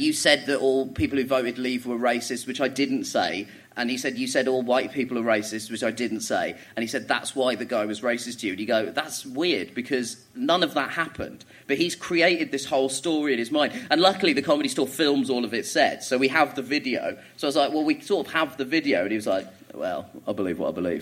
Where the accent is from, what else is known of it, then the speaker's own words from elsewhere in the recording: Croydon, London, United Kingdom; also born or lived in Orpington; I grew up in Croydon, which is a shithole, but it is a very multicultural shithole